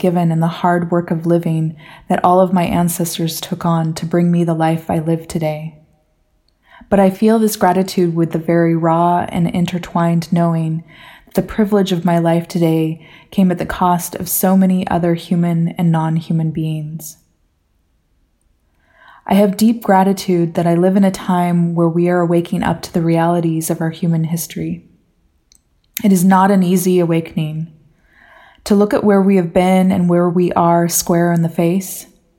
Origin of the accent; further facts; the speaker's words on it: Washington, United States; Growing up in the Northwest of the United States, I had a very simple family origin story. My parents were Californians who transplanted to Washington to live closer to nature.